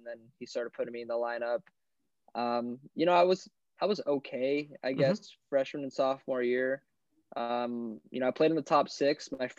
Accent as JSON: {"language": "English", "town": "El Cajon", "region": "California", "country": "United States", "tie": "born or raised there", "said": "Born and raised in San Diego, actually in East County in the El Cajon area."}